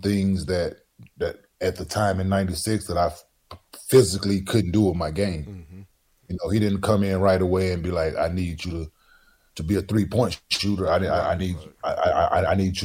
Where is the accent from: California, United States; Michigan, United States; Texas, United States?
Texas, United States; Dallas; Growing up in Dallas